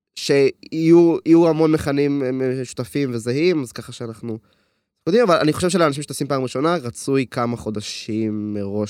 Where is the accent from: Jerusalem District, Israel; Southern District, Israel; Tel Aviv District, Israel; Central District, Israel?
Central District, Israel; Hod HaSharon; אני בן 20, אני מהוד השרון